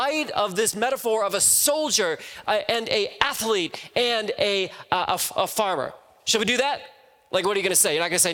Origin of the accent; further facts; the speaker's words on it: Midwest, United States; now in California, United States; I'm originally from the Midwest